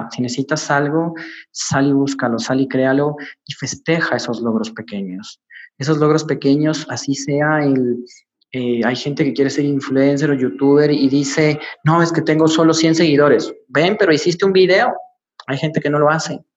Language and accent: Spanish; Ecuador; como decimos en mi país, Ecuador